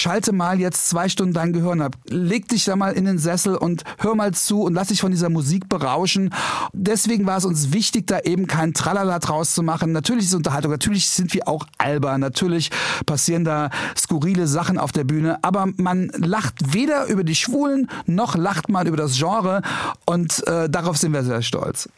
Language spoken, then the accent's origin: German; Trier, Rhineland-Palatinate, Germany; moved away; ich komme aus Trier